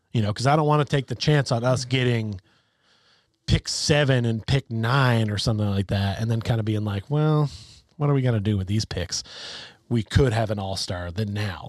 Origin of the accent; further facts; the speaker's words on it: Connecticut, United States; we're from the Nutmeg State.